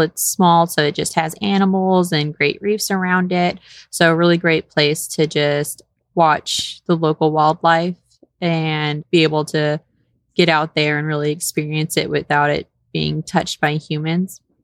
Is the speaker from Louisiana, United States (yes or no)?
no; Houston, Texas, United States; also born or lived in Saint Kitts and Nevis; I'm originally born and raised in Texas